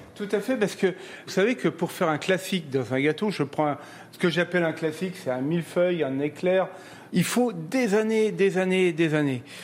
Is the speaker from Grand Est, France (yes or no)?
yes; Nancy, Grand Est, France; now in Metz, France; Je suis d'origine de Nancy